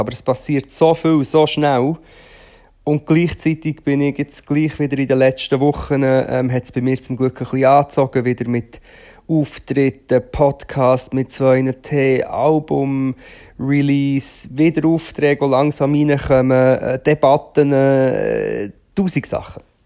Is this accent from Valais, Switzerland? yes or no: no; Rothrist, Aargau, Switzerland; moved away; ich bin ja dort in der Nähe aufgewachsen, also nicht vom Böschli, aber von Trist